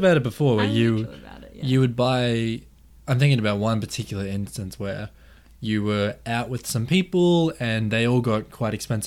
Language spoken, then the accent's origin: English; Queensland, Australia; I was born in Australia. I grew up, you know, in the suburbs in Queensland.